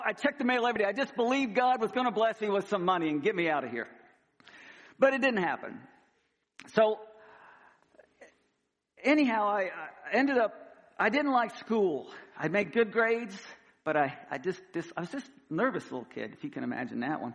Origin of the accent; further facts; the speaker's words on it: Missouri, United States; moved away as an adult; now in Louisiana, United States; I grew up in Missouri